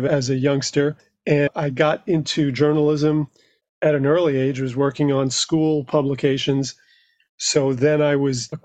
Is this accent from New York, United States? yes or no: yes; New York City, New York, United States; I grew up in New York, just outside Manhattan in Queens.